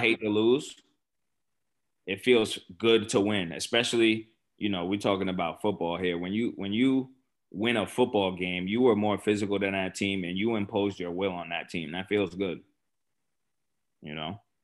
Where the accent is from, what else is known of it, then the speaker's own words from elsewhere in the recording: New York City, New York, United States; I grew up in Port Richmond